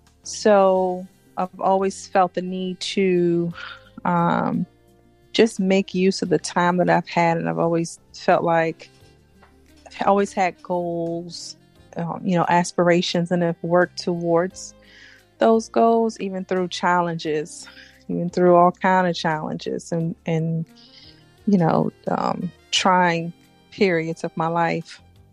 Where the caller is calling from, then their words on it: South Florida, United States; I'm calling you from South Florida.